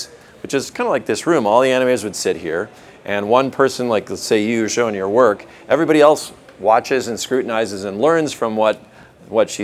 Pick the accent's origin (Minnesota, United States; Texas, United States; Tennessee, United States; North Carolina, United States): Minnesota, United States; I'm from Minnesota